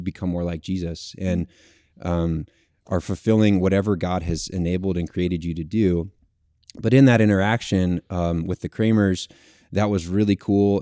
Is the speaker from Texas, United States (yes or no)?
yes; Texas, United States; I'm from Texas originally, born and raised